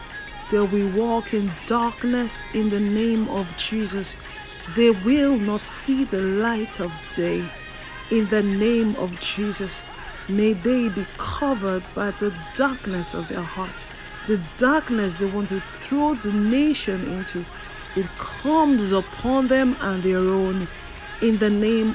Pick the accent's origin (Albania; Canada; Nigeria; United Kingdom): Nigeria; in my home country, Nigeria